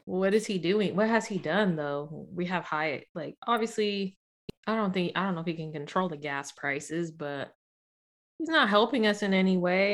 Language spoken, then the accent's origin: English; Sacramento, California, United States; also born or lived in South San Francisco / Daly City; I lived in Daly City until I was six, moved to Sacramento when I turned seven in Sacramento. So, I'm basically from Sac.